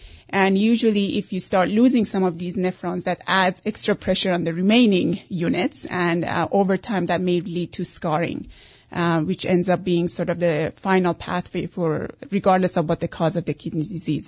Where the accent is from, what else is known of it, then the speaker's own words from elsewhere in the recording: Iran; English is a second language; also born or lived in Canada; now in United States; Originally Persian.